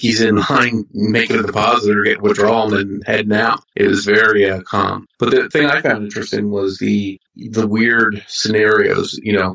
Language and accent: English; New Jersey, United States; I'm from Jersey